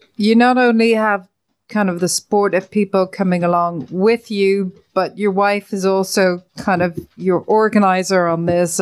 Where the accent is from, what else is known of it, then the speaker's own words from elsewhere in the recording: Ireland; being Irish